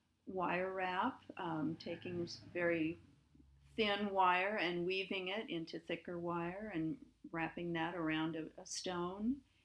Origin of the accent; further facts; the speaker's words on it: Crete, United States; Well, I grew up in Crete, and I still live in Crete.